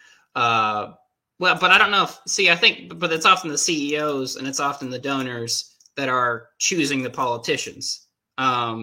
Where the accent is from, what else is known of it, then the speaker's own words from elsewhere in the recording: United States; I'm an American